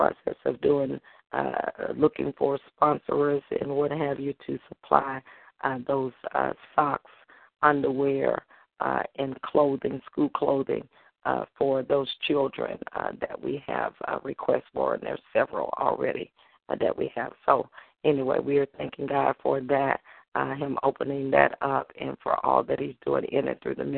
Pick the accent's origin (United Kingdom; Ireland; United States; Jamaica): United States; Holly Grove, Arkansas; now in Memphis, United States; I'll be in my hometown in Holly Grove, Arkansas